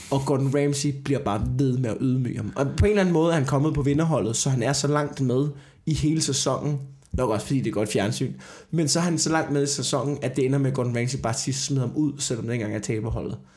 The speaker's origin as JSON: {"language": "Danish", "town": "Slagelse", "region": "Zealand", "country": "Denmark", "said": "det er ikke kun i Jylland, det er det samme i øh, Slagelsesområdet, hvor jeg kommer fra."}